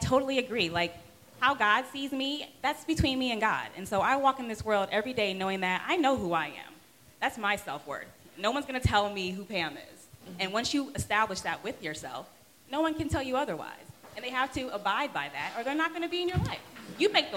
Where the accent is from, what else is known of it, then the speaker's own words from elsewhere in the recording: Atlanta, Georgia, United States; also born or lived in Brooklyn, New York; I'm from Atlanta, born in Brooklyn, but from Atlanta